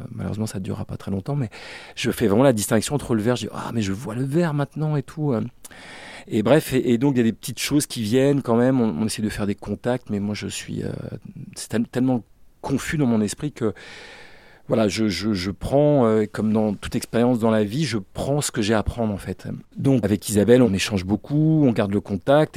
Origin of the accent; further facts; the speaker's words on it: Brest, Brittany, France; je suis originaire de la Bretagne, du bout de la Bretagne, le Finistère, là où je suis né, à Brest très exactement